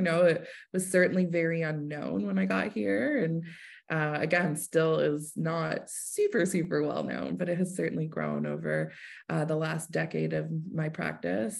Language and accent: English; Hamilton, Ontario, Canada; moved away as an adult; now in Kingston, Canada; I'm originally from Hamilton